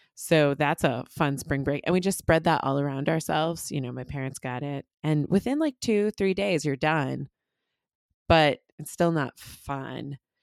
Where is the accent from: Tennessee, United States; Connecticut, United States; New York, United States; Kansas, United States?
Connecticut, United States; moved away; I went back to Connecticut